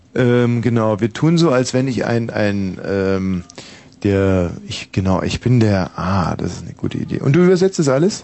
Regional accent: Germany; ich bin ja in der DDR groß geworden

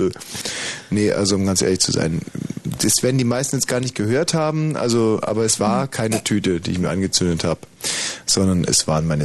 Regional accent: Heilbronn, Baden-Württemberg, Germany; Ja, wir kommen aus Heilbronn.

